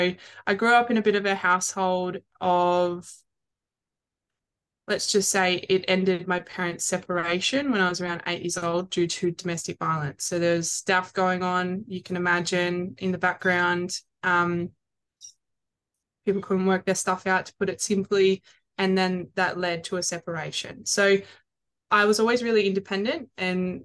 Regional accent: Melbourne, Victoria, Australia; moved away as an adult; now in Sunshine Coast, Australia; I am based on the Sunshine Coast. I am originally from Melbourne, moved up here

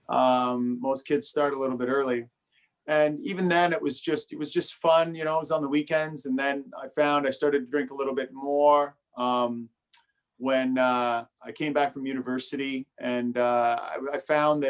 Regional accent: Brockville, Ontario, Canada; moved down here to Brockville, where we are now, when I was about six. And I grew up here

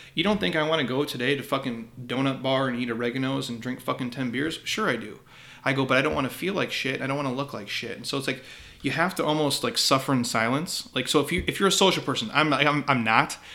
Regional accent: Midwest, United States; I grew up in the Midwest

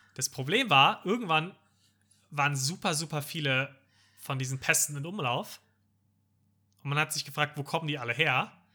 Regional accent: Germany; als Deutscher

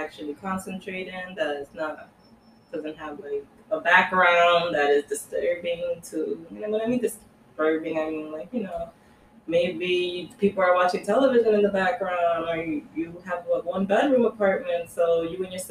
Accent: New York, United States; we're from New York

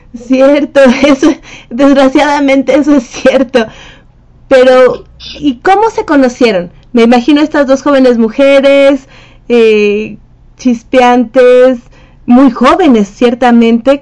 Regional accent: Mexico; also born or lived in Mexico City; México, de, mi tierra

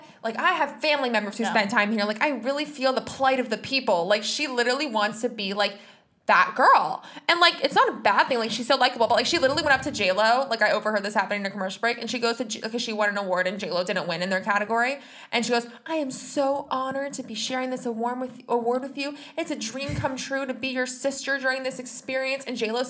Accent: California, United States; Like, I'm from Southern California.

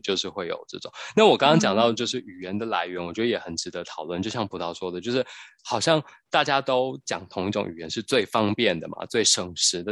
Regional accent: Taiwan; 我们台湾人讲的台湾的国语

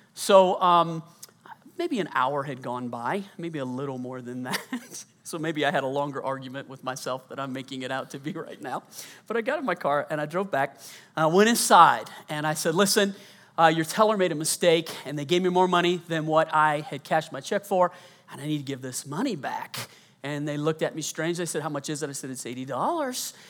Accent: Colorado, United States; also born or lived in Louisiana; I was born in Louisiana, grew up mostly in Colorado

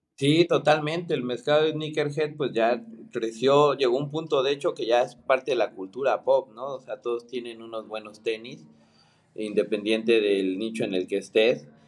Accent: Mexico; also born or lived in Argentina; soy mexicano, soy diseñador

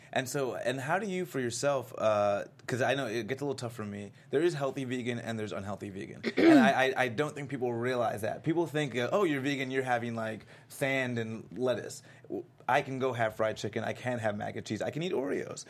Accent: Florida, United States; I'm from Florida

